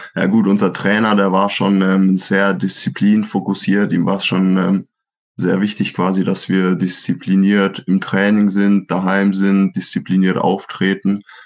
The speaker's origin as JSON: {"language": "German", "town": "Schweinfurt", "region": "Bavaria", "country": "Germany", "said": "bei uns in Schweinfurt"}